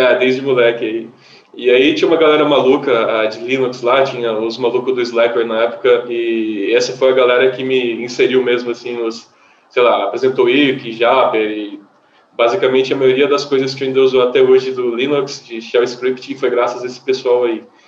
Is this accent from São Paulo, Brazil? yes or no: yes; Batatais, São Paulo, Brazil; moved away; Vim do interior, do interior de São Paulo, e uma curiosidade que como eu vim do interior do interior, lá só tinha PC da Positivo